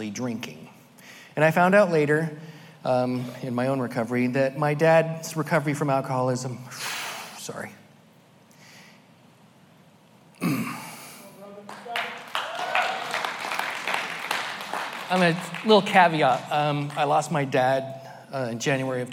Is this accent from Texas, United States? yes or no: no; Merced, California, United States; also born or lived in Sacramento / Fresno; I was born in Merced, California, the youngest of five children